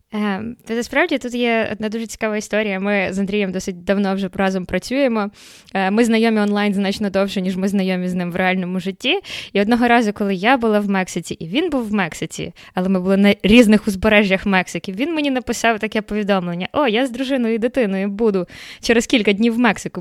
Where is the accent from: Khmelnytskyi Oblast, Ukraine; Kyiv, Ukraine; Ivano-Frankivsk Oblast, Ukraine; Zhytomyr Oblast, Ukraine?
Kyiv, Ukraine; moved away as an adult; also born or lived in Horonda, Zakarpattia, Ukraine; now in Canada; Народилася в Закарпатті. Перші три місяці свого життя я провела в мальовничому селі Горонда, що біля Мукачева. Але потім я переїхала в Київ. Фактично, все життя я провела себе в Києві